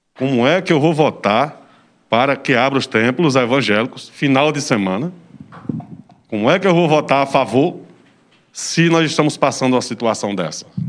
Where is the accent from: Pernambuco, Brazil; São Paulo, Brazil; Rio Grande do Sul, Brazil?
Pernambuco, Brazil; Serra Talhada; eu sou oriundo da zona rural, represento zona rural